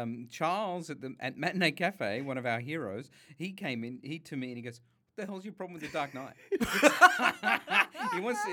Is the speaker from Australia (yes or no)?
yes; Sydney, New South Wales, Australia; growing up in Western Sydney